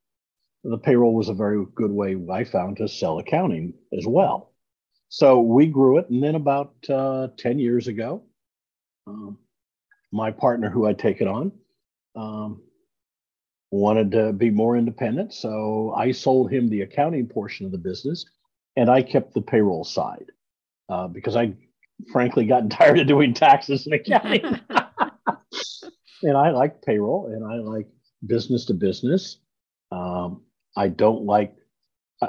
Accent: Iowa, United States; moved away as an adult; also born or lived in Kansas City; now in Dallas, United States; I'm a Midwestern boy. I grew up in Iowa.

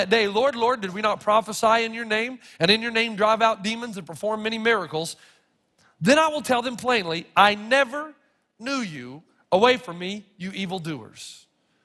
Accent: the South, United States; I grew up in the South

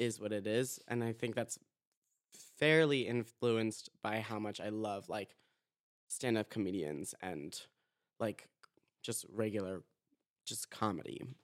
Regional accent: Boca Raton, Florida, United States; I'm from Boca Raton, Florida

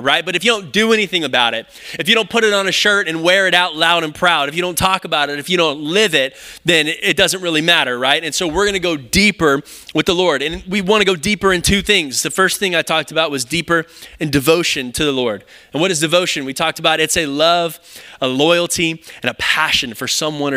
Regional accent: Round Rock, Texas, United States; also born or lived in Kyle, Texas; I grew up in Round Rock, and so we moved to Kyle when I was in high school

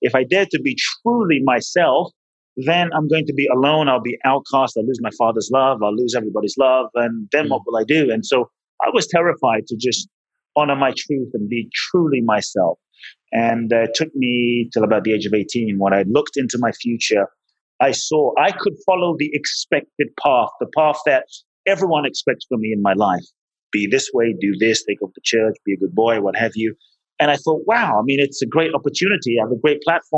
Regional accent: London, United Kingdom; moved away as an adult; also born or lived in Ghana; now in Los Angeles, United States; Father's from Ghana, mother's Japanese, grew up in London

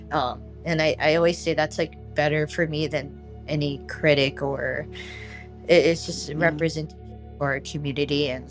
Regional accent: Philippines; And she sees me, and I'm Filipino, and they're like, "Oh, you're Yeah. Filipino." I'm like, "Yeah, I'm Filipino." I'm like, "How are you?" And she starts talking to me in Tagalog, and I answer in English

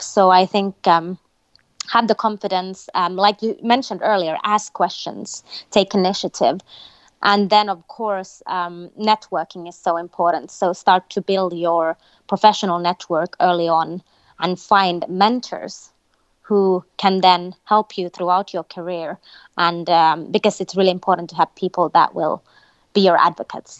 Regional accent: Finland; moved away as an adult; I was born in Finland, uh, a country in North Europe, but I've also lived, um, throughout my career all over the world

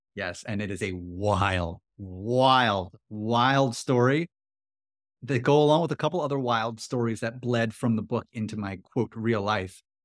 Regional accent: New York City, New York, United States; I grew up in Queens, New York.

